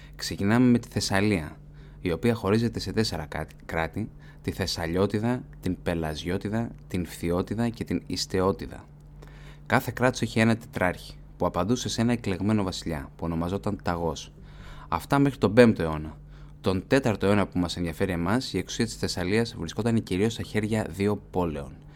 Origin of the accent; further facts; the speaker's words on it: Greece; επειδή είμαι Έλληνας